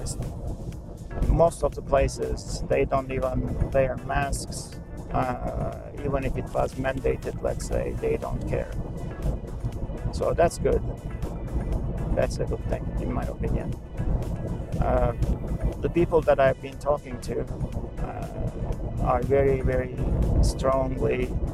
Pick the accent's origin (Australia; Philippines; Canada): Canada; now in United States; I'm Canadian